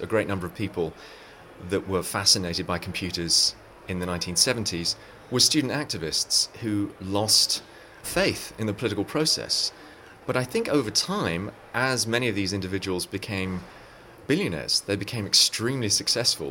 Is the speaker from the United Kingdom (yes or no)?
yes; England, United Kingdom; moved away as an adult; now in Silicon Valley, United States; I'm from England originally, but have lived in Silicon Valley for 15 years